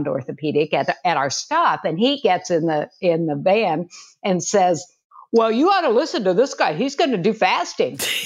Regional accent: Kansas, United States; now in Houston, United States; I'm a Kansan.

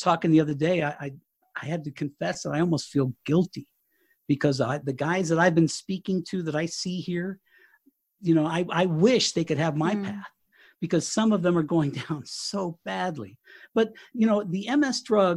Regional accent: Southern Colorado, United States; moved away as an adult; now in Fort Collins, United States; We were in Southern Colorado at my hometown, and we've actually moved to Northern Colorado. We're in Fort Collins

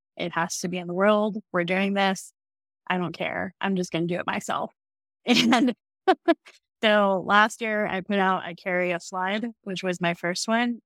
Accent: Florida, United States; I grew up in Florida

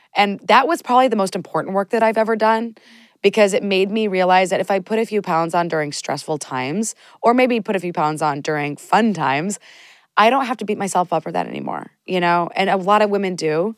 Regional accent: United States; I'm from the United States

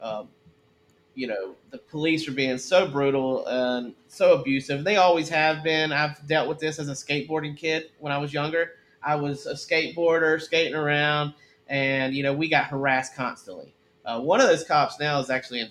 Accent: the South, United States; I grew up in the South too. I'm a Southern guy.

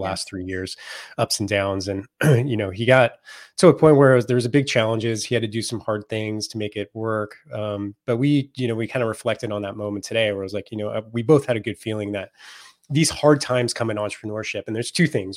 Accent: Silicon Valley, Northern California, United States; I grew up in the Silicon Valley before it was a Silicon Valley

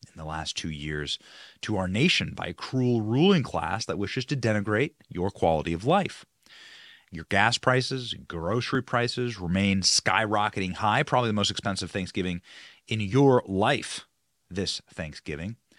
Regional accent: United States

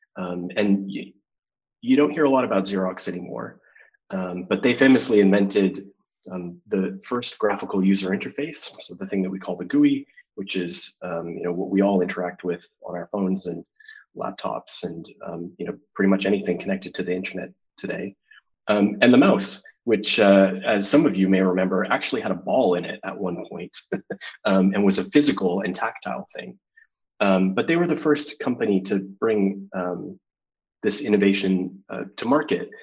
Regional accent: Calgary, Alberta, Canada; Calgary um, Alberta, Canada, my hometown

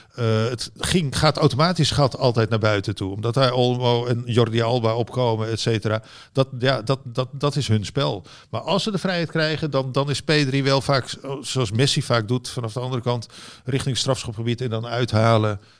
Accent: Netherlands; hier in Nederland

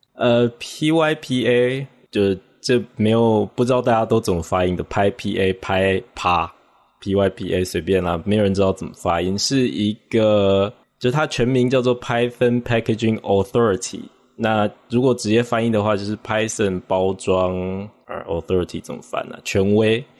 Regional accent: Taiwan; 我是来自台湾的，我现在是在，呃，参与 P I P 的一个外包工作，就是为他们开发一个新的依赖解析器

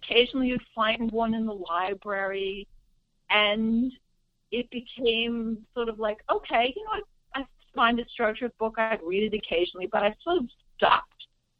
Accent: New York, United States; as a fan growing up in New York

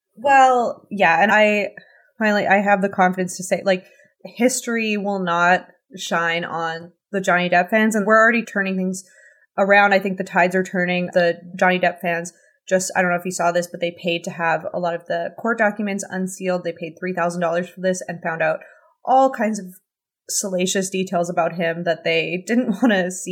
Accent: Canada; as a Canadian

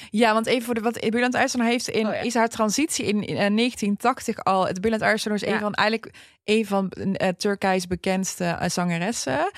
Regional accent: Netherlands; wij zijn Nederlandse Turken

